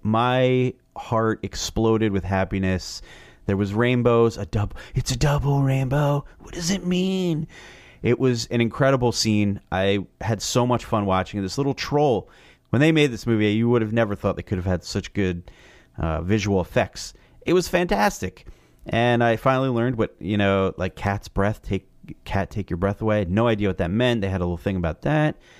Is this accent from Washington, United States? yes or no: no; New Jersey, United States; I'm from Jersey